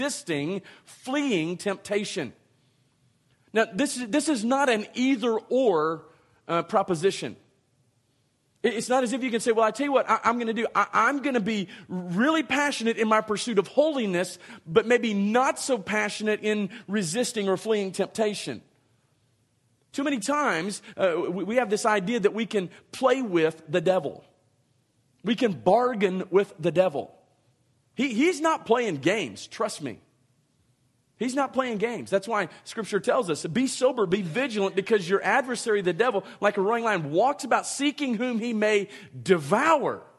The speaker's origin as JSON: {"language": "English", "town": "Dallas", "region": "Texas", "country": "United States", "tie": "born or raised there", "moved": "yes", "said": "I learned to drive in the Dallas-Fort Worth Metroplex."}